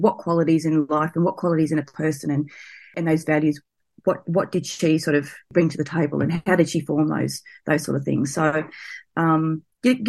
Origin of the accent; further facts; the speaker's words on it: Sydney, New South Wales, Australia; I grew up near Blacktown out at Western Sydney